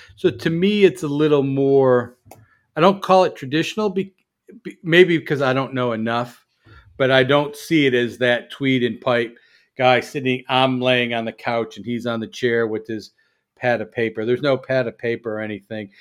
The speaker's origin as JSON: {"language": "English", "town": "Chicago", "region": "Illinois", "country": "United States", "moved": "yes", "said": "I'm from Chicago"}